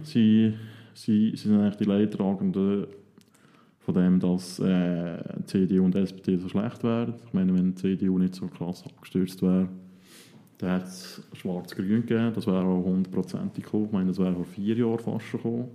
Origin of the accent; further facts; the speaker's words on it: Switzerland; als Schweizer